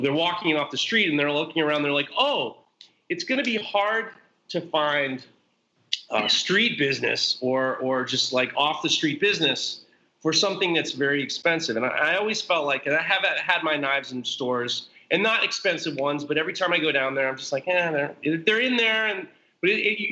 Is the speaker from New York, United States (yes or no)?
yes; Westchester, New York, United States; I'm from Westchester, New York. I'm from the Hudson Valley.